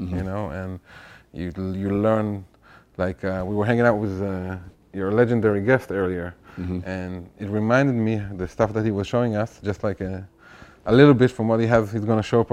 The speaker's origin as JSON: {"language": "English", "town": "Tel Aviv", "region": "Tel Aviv District", "country": "Israel", "tie": "born or raised there", "said": "I grew up around Tel Aviv."}